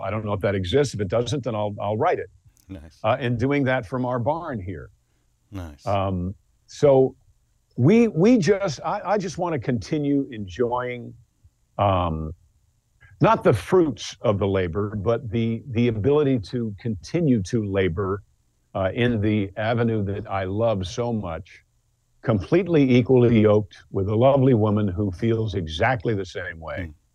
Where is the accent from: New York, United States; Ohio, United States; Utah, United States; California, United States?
New York, United States; Mount Kisco; I'm from Mount Kisco, New York